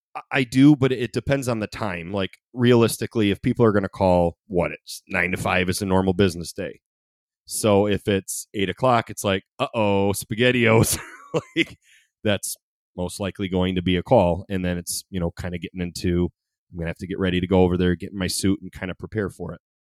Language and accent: English; Ida, Michigan, United States; also born or lived in Monroe; I love Ida, I grew up in Ida